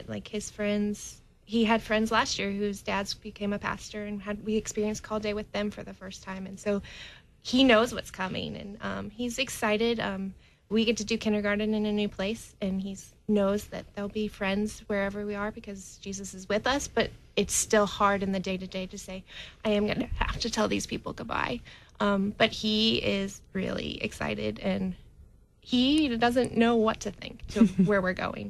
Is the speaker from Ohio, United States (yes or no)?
no; Nebraska, United States; moved away as an adult; now in St. Louis, United States; we are from Nebraska, so this was a big change for us